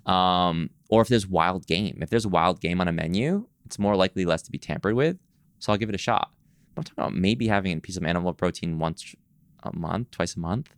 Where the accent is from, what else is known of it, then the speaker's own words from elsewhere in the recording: East Coast, United States; now in Los Angeles, United States; I'm from the East Coast. When I moved to L